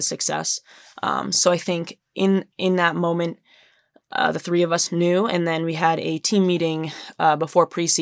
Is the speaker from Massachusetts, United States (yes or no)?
yes; Massachusetts, United States; I grew up in Massachusetts